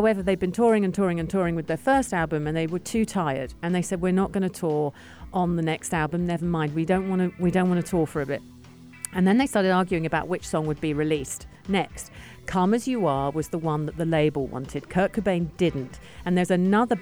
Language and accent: English; United Kingdom; now in United Arab Emirates; reading this as a Brit